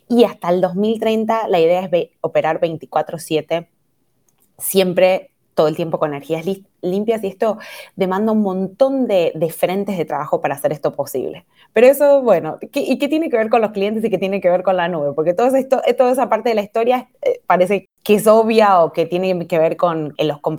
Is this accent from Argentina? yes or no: yes; Argentina; now in Brazil; soy argentina, pero vivo en Brasil, así que ya me ha quedado como un acento de medio de ningún lugar.